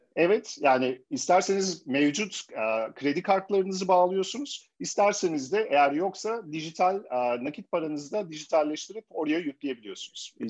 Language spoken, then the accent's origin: Turkish; Germany; moved away as an adult; Ben e, Almanya'da doğdum, büyüdüm ve 35 yaşıma kadar da Almanya'da değişik kurumsal firmalarda çalıştım